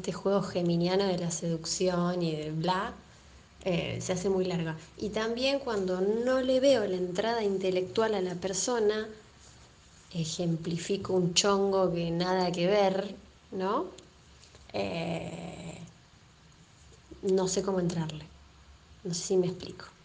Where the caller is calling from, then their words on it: La Plata, Buenos Aires Province, Argentina; Buenas noches … soy de La Plata.